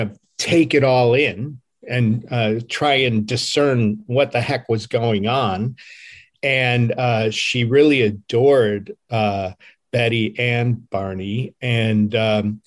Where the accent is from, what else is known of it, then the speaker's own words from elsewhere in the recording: Cleveland, Ohio, United States; my hometown of Cleveland, Ohio